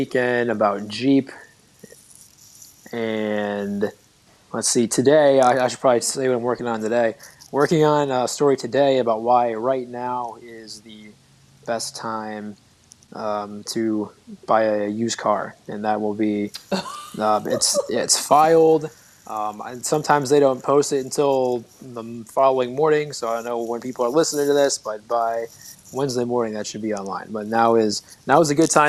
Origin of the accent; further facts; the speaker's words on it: Maumee, Ohio, United States; also born or lived in South Toledo; now in Toledo, United States; I grew up in Maumee and I lived there forever